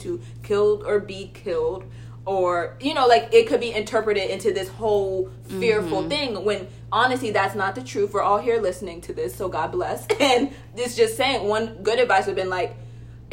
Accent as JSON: {"language": "English", "region": "Maryland", "country": "United States"}